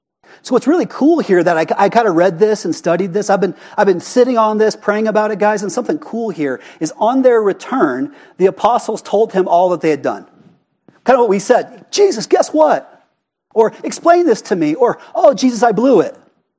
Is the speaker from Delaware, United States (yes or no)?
no; Prescott Valley, Arizona, United States; accent: Prescott Valley; But you could say there's a better way to pronounce that, but that's my Prescott Valley accent.